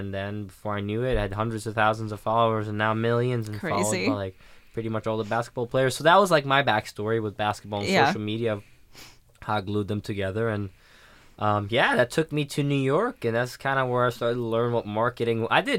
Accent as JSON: {"language": "English", "country": "Sweden", "tie": "born or raised there", "said": "So growing up in Sweden, basketball was bigger than people would think, wow."}